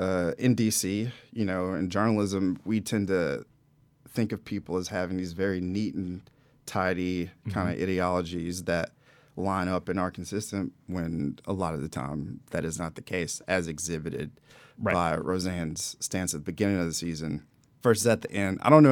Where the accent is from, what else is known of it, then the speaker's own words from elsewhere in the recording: South Georgia, United States; moved away; South Georgia. South Georgia. Not even Atlanta. I mean, Atlanta is like New York City compared to where I'm from.